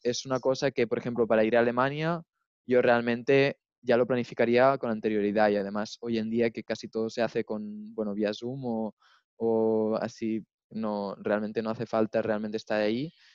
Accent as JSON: {"language": "Spanish", "area": "near Girona", "region": "Catalonia", "country": "Spain", "moved": "as an adult", "lives_now": "Munich, Germany", "said": "Yo, yo soy de España, de cerca de Barcelona. Vengo de un pueblo que está así un poco más al norte, cerca de Gerona."}